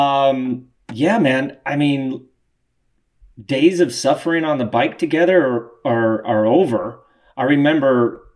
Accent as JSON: {"language": "English", "region": "Colorado", "country": "United States", "tie": "born or raised there", "moved": "yes", "said": "my home state of Colorado"}